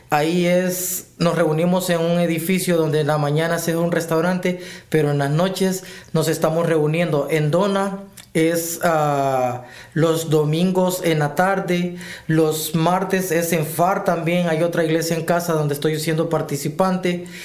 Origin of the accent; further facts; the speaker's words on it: Honduras; soy hondureño